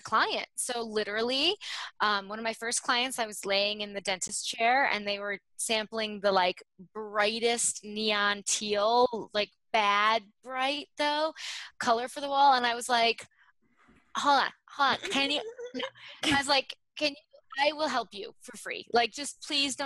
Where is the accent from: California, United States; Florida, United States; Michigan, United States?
Michigan, United States; also born or lived in New York / Chicago; now in New Jersey, United States; I grew up in Michigan